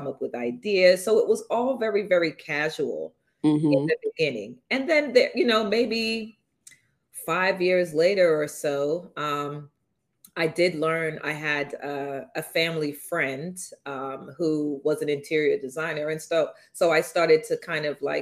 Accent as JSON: {"language": "English", "region": "London", "country": "United Kingdom", "tie": "born or raised there", "moved": "yes", "lives_now": "New York, United States", "said": "NW10 is the actual zip code for where I grew up in London"}